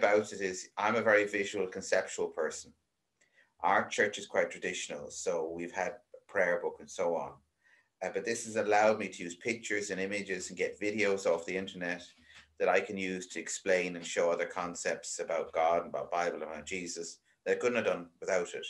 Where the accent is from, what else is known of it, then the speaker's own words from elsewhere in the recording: Ireland; accent: Irish; also born or lived in Wales / England / Donegal, Ireland; I'm Irish. You probably guessed by the accent by this stage.